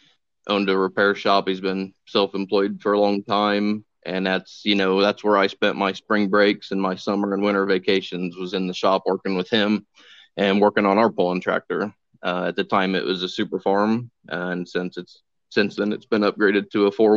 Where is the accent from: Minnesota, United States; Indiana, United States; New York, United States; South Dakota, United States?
Indiana, United States; Winamac; now in West Point, United States; I grew up in Winnemac, Indiana. Currently living in West Point, just outside of Lafayette